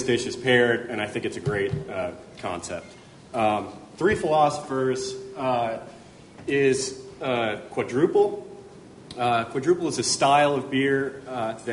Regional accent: Cooperstown, New York, United States; I grew up in and around Cooperstown, and actually moved back there after being away for about 6 years

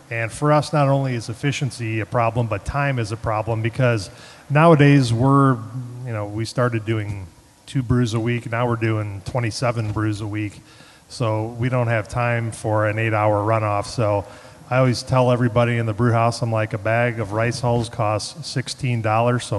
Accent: Chicago, Illinois, United States; I'm from Chicago.

